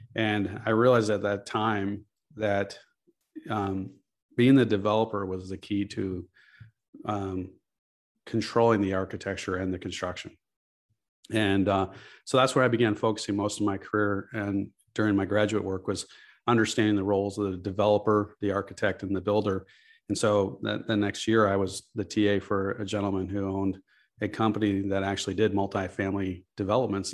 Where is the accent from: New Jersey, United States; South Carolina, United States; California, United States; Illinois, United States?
Illinois, United States; Chicago; I'm from Chicago. I grew up here.